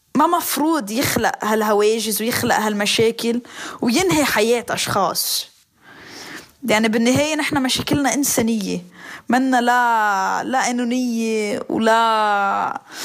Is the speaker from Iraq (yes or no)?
no; Lebanon; moved away as an adult; now in Brazil; أنا خلقت بلبنان ربيت بلبنان